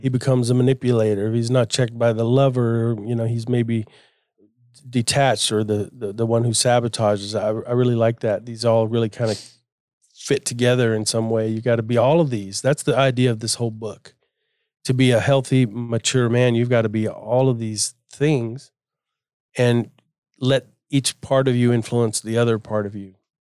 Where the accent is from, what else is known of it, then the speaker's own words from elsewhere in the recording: Florida, United States; I grew up in Florida, we had boats, and we were always at the beach or in a river